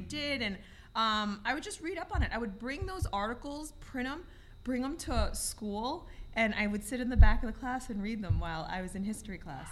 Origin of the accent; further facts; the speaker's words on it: New York City, New York, United States; I'm a Bronx kid. I grew up in the Bronx